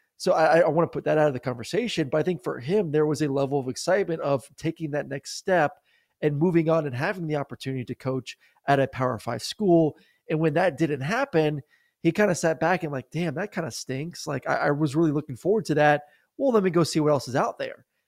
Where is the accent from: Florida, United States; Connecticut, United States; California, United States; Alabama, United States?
Florida, United States; Tampa; U S F, I know it's my hometown team